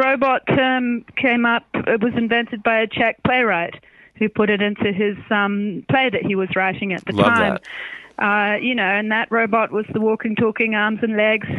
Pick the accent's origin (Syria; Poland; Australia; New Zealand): New Zealand; I'm from New Zealand